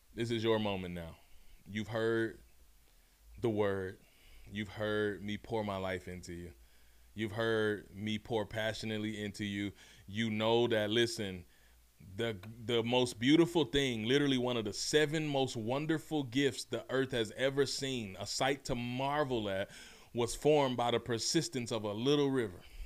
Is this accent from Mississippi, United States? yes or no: yes; Mississippi, United States; also born or lived in Memphis, Tennessee; I'm from Mississippi. I'm actually born in Memphis. Ugh, hardly home, but always repping. Raised in Mississippi